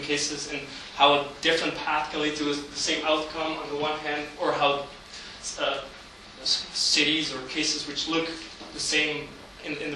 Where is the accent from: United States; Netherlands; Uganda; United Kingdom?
Netherlands; Amsterdam, North Holland; my hometown, Amsterdam, located in the center of the Netherlands